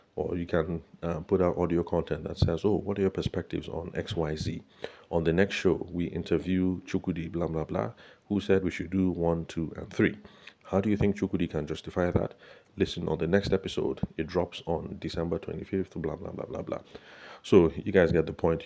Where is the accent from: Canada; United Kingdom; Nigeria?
Nigeria; Benue; now in Abuja, Nigeria; my home state, in Benue State